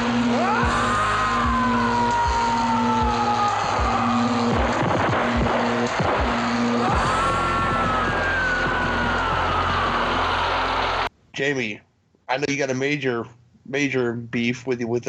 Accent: Chicago, Illinois, United States; as a Chicagoan

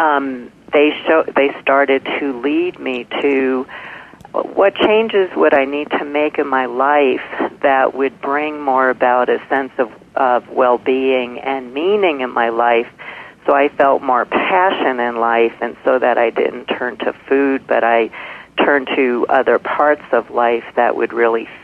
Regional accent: New York City, New York, United States; when I was pretty little, again, growing up in Brooklyn

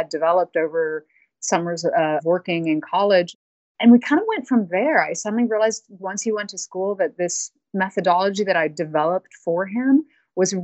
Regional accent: Barcelona, Catalonia, Spain; moved away; also born or lived in England / China / South America; I was raised in Barcelona, Spain, and then moved to England later on

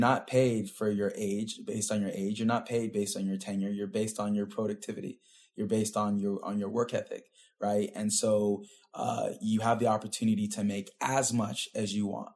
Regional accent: Pasadena, California, United States; Born and raised in Pasadena

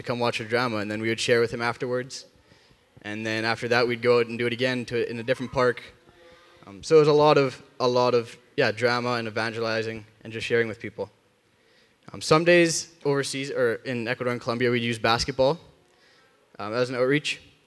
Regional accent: Rosenort, Manitoba, Canada; where I grew up in Rosenort, I loved it.

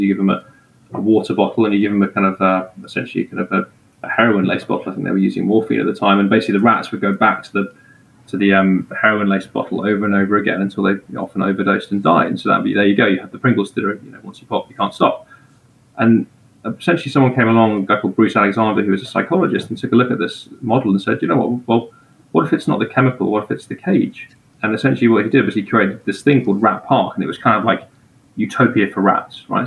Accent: England, United Kingdom; moved away; as an English person

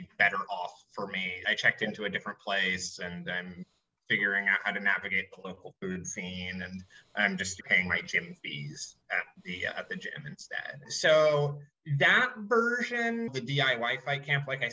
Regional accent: United States; moved away; I'm the American

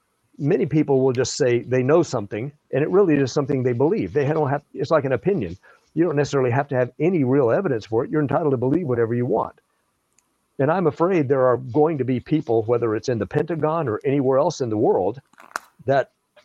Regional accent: Java, Indonesia; I grew up in Southeast Asia, in Java, Indonesia. My parents were missionaries.

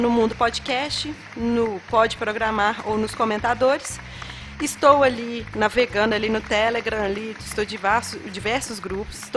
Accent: Minas Gerais, Brazil; Na verdade, eu sou mineiro, eu vou comendo pelas beiradas.

